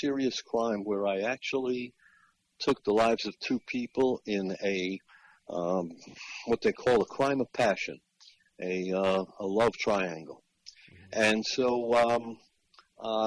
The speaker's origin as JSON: {"language": "English", "area": "Long Island", "region": "New York", "country": "United States", "tie": "born or raised there", "also_born_or_lived": "Florida", "moved": "as an adult", "said": "I grew up on Long Island in New York"}